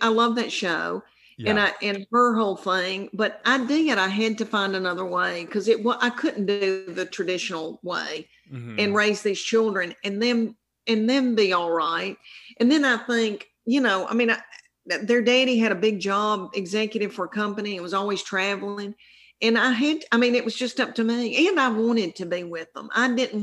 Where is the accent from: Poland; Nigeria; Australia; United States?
United States; the South; accent: Southern; now in Tennessee, United States; I'm from the South, and this is a real Southern accent